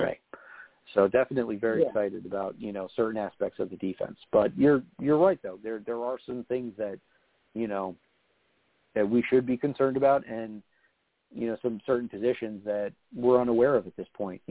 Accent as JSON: {"language": "English", "region": "New Jersey", "country": "United States", "tie": "born or raised there", "said": "I grew up in Jersey, and a lot of friends, Giants fans"}